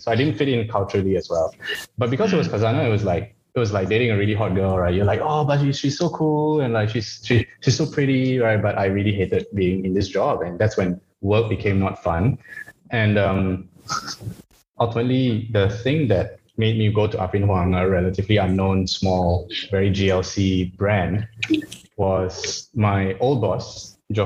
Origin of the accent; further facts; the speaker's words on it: Malaysia; moved away; also born or lived in Australia; I'm not Chinese, I'm Malaysian